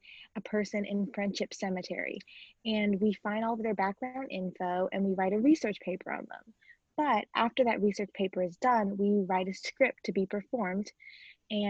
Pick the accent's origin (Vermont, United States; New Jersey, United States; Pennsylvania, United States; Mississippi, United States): Mississippi, United States; Columbus; I'm from Columbus, Mississippi, and I currently attend the Mississippi School for Mathematics and Science as a senior